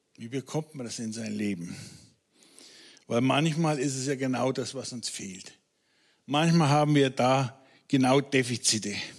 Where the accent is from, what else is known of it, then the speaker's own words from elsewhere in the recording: Franconia, Bavaria, Germany; Als Franke